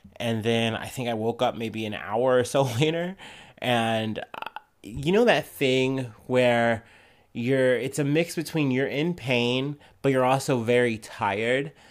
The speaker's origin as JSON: {"language": "English", "country": "United States", "said": "as an American"}